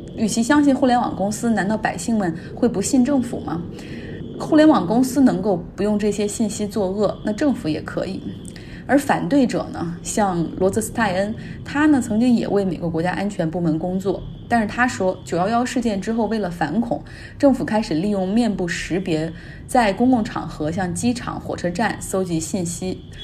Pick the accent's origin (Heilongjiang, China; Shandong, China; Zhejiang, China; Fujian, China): Heilongjiang, China; Harbin; moved away; 像可以以我老家哈尔滨疫情的第二波为例